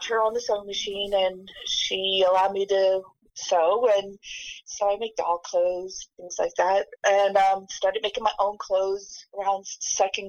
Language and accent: English; Allentown, Pennsylvania, United States; I was raised in the Lehigh Valley.